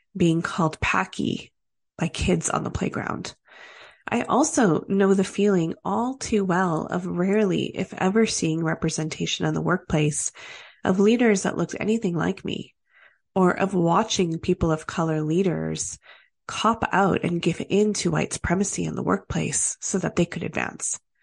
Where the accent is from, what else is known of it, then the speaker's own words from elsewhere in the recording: Canada; As Canadian as we are